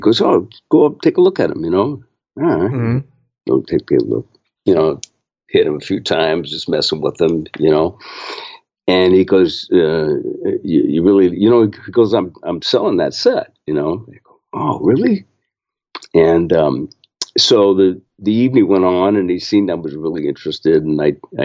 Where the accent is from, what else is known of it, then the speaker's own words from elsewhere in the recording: San Francisco Bay Area, California, United States; I grew up in the San Francisco Bay Area